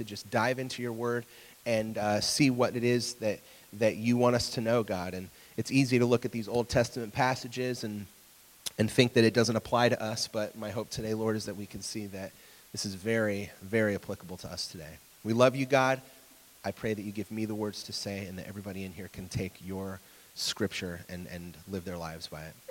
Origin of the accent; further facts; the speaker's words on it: Sunbury, Ohio, United States; I'm from Sunbury